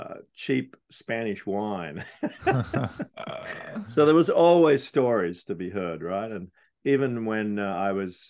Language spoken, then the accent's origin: English; Sydney, New South Wales, Australia; I grew up in Sydney, Australia.